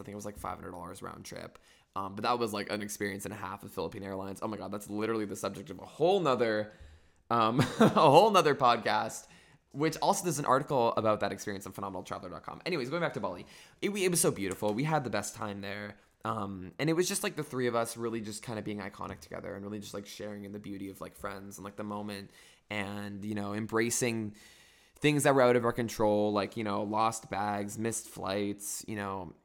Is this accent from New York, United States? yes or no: no; Northern California, United States; I'm from Northern California